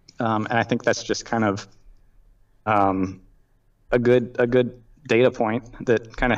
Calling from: Seattle, Washington, United States; I'm calling from the Seattle area.

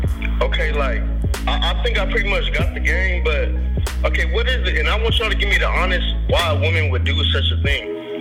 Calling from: New York, United States

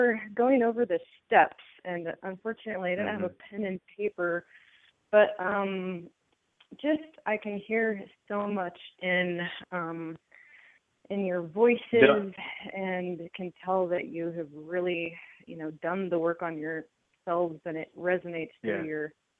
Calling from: Oregon, United States

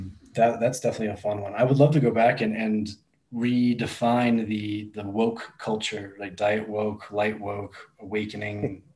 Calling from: Colorado, United States; I'm in Colorado today.

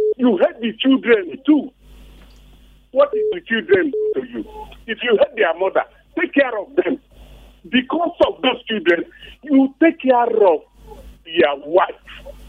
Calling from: Boston, Massachusetts, United States; from Boston.

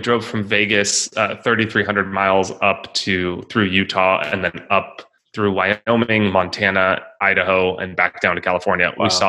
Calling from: Italy; Yes. So I'm in Italy now. It's afternoon here.

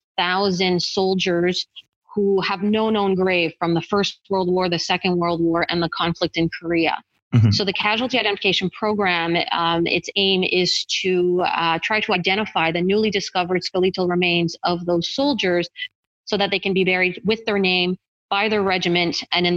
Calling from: Ottawa, Ontario, Canada; I'm calling in from Ottawa, Ontario, Canada.

